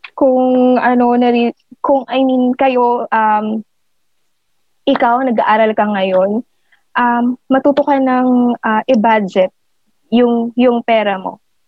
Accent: Caloocan, Metro Manila, Philippines; from Caloocan ako

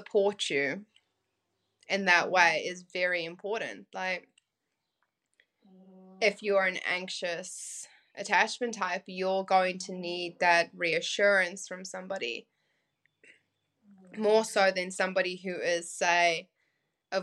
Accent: South Africa; growing up in South Africa, it wasn't an easy life.

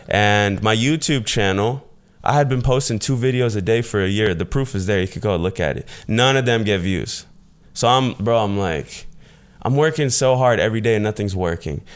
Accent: Fort Myers, Florida, United States; I was born in Fort Myers, Florida. It's a small town in Southwest Florida, um, pretty much just having a single mother situation

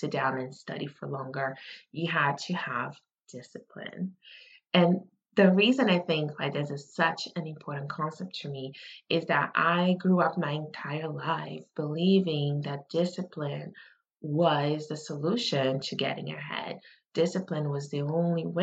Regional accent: Brazil; moved away; I grew up in Brazil

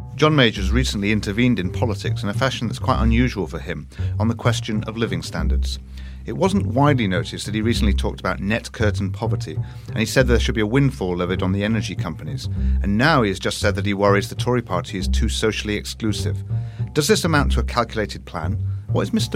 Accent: Manchester, North West England, United Kingdom; when I was growing up in Manchester

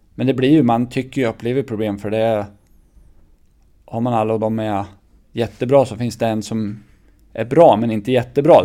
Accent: Örebro County, Sweden; also born or lived in Färjestad; man är uppväxt utanför Örebro här

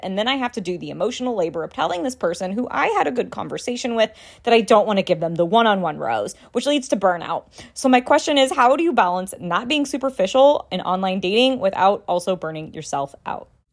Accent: St. Louis, Missouri, United States; I hail from Saint Louis, A K A Ultimate Viking Country

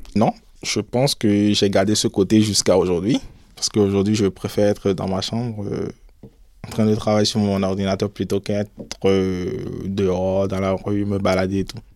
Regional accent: Cotonou, Littoral, Benin; moved away as an adult; also born or lived in Ouidah, Benin; now in France; je suis né à Ouida, au Bénin. Je suis arrivé en France en 2015 pour faire mon master. Alors mon enfance, je l'ai passée à Cotonou

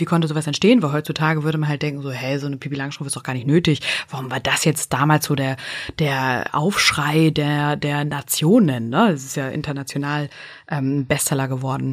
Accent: Northern Germany, Germany; accent: North German dialect; mit unserem norddeutschen Dialekt

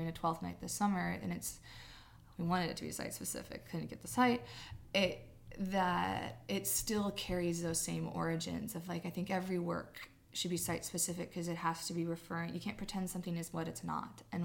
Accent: California, United States; moved away; my hometown, which is this rural town in Northern California on the Oregon border

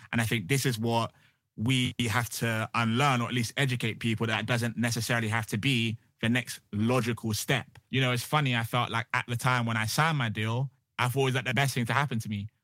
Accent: Bristol, South West England, United Kingdom; moved away as an adult; now in London, United Kingdom; I'm originally from Bristol, um, and I came to London to kinda satisfy my parents

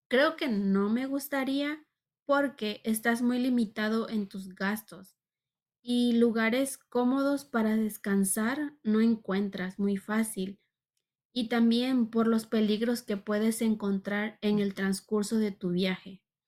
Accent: Mexico; como mexicana, muchos países me piden visa

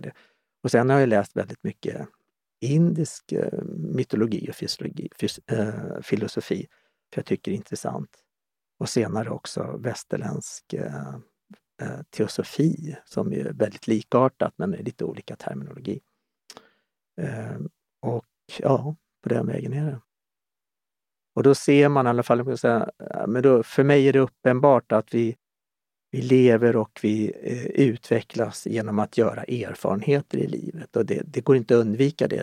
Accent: Stockholm, Stockholm County, Sweden; moved away as an adult; also born or lived in Omberg, Östergötland / Kallhäll; Jag är född och uppvuxen i Stockholm

